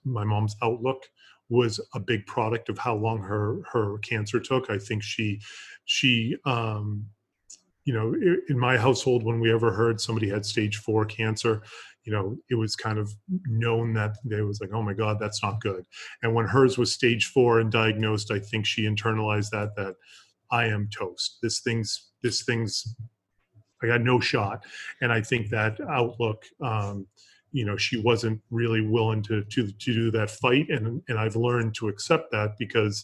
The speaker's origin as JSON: {"language": "English", "region": "Massachusetts", "country": "United States", "tie": "born or raised there", "also_born_or_lived": "Colorado / Florida", "moved": "as an adult", "said": "I grew up in Massachusetts"}